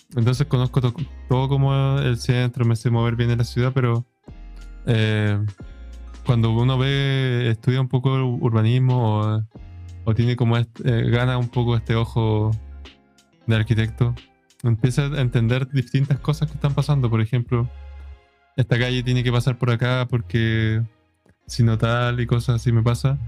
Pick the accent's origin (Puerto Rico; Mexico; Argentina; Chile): Chile; aquí en Chile